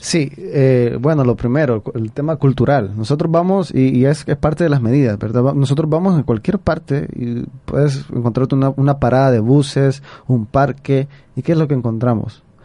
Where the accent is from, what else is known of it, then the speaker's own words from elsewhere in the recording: El Salvador; como nosotros, como salvadoreños